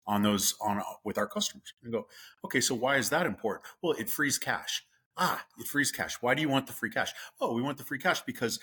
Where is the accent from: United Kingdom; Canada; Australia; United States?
United States; the West; moved away as an adult; also born or lived in the South; I grew up in the West and my parents were from the Midwest